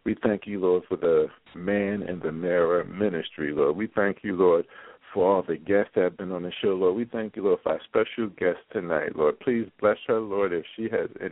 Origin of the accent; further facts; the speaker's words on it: Philadelphia, Pennsylvania, United States; moved away; my hometown, the best city in the U.S. of A., Philadelphia, PA.